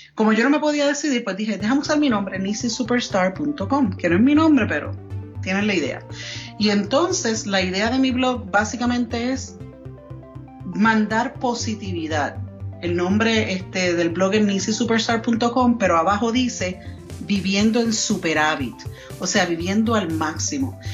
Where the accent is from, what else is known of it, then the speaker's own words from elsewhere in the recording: Puerto Rico; first language Spanish; moved away as an adult; also born or lived in New York; now in Colorado Springs, United States; soy nacida y criada en Puerto Rico